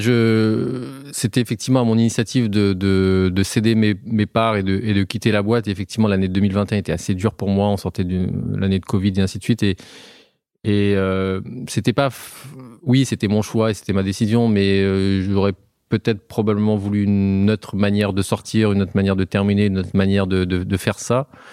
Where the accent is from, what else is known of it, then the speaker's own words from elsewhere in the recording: Auvergne-Rhône-Alpes, France; also born or lived in Haute-Loire; nous, on est Auvergnat. Euh, moi, j'habite en Haute-Loire euh, depuis euh, quelques temps